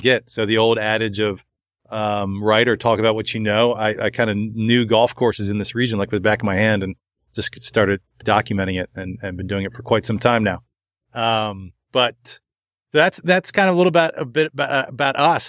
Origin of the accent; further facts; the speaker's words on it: Montgomery County, Maryland, United States; I grew up in Montgomery County, Maryland